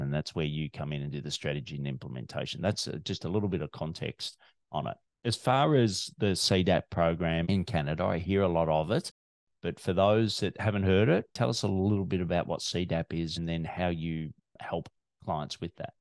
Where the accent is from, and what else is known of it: Melbourne, Victoria, Australia